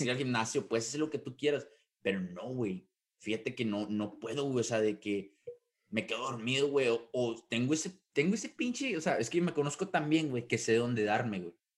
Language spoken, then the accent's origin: Spanish; Mexico; como buen mexicano